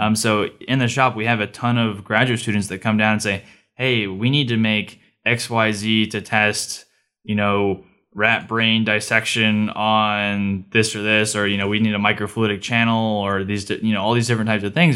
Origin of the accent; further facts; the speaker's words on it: California, United States; moved away as an adult; I'm from California